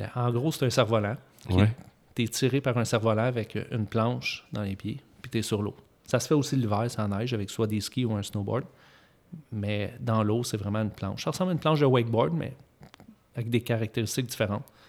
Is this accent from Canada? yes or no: yes; Eastern Canada, Canada; on est de l'Est du Canada.